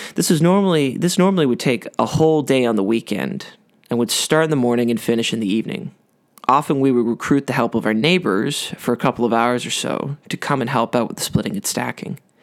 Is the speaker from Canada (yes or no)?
yes; Ottawa, Ontario, Canada; I grew up outside of Ottawa on a small cul-de-sac off a country road